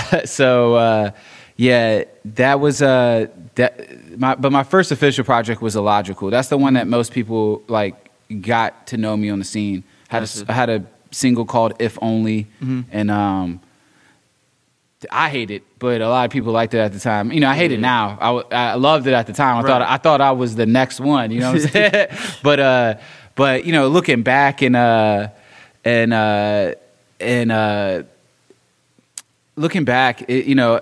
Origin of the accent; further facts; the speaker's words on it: Richmond, Virginia, United States; I'm from Richmond, born and raised